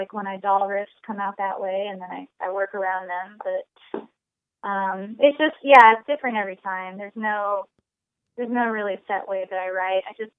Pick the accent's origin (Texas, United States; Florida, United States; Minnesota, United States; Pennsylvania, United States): Texas, United States; Austin; No matter where I live, I'm always from Austin, Texas, as far as the band is. That's we're an Austin band.